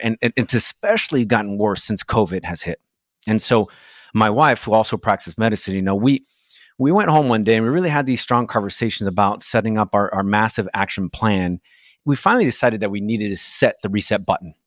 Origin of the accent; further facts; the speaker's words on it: Brazil; English is a second language; moved away as an adult; now in United States; I was born in Brazil, and I immigrated to the States as a, as a young man, and I didn't speak the language